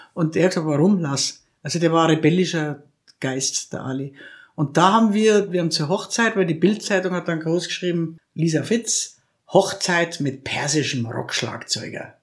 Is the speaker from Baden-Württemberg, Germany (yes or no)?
no; Krailling, Bavaria, Germany; ich bin in Kreiling im Würmtal aufgewachsen.